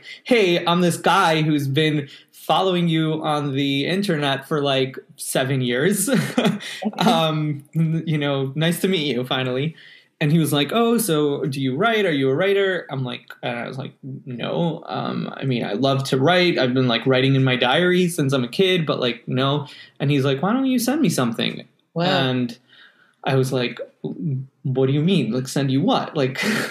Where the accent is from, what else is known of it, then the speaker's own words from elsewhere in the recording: United States; also born or lived in Montreal, Canada; now in New York, United States; as an American living in Canada